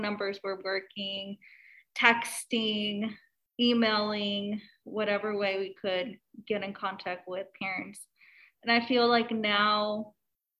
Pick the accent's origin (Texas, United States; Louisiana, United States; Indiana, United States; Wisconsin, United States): Texas, United States; Eagle Pass; now in Austin, United States; I'm from Eagle Pass, so Southwest Texas border